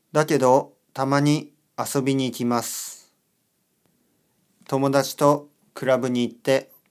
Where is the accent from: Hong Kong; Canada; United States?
United States; California; now in New York, United States; アメリカのカリフォルニア州出身です。今はニューヨークに住んでいます。